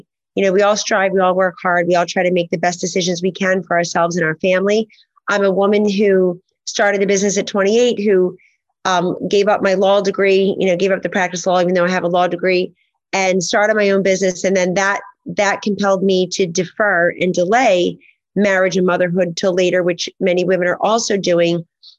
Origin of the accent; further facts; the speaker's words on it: Hollywood, Florida, United States; We had a tiny little bungalow in Hollywood, Florida on McKinley Street growing up in Florida.